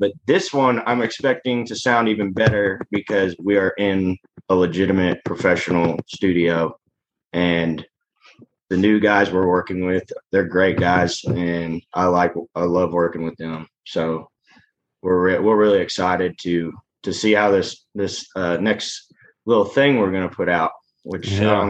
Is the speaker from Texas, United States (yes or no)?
no; California, United States; I grew up in Southern California for about 4 or 5 years out of my life.